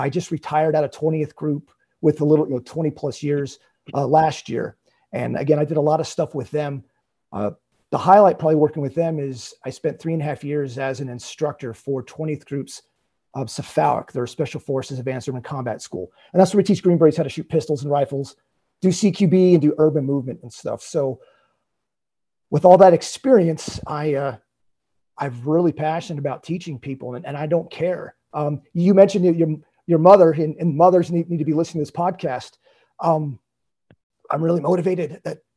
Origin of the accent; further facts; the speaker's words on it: Lancaster County, Southern Pennsylvania, United States; I grew up in Southern Pennsylvania in Lancaster County